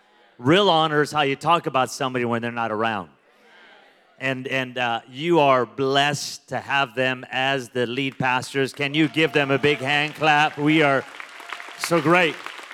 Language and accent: English; Las Vegas, Nevada, United States; So I'm from Las Vegas, and so we're a little bit wild in Vegas.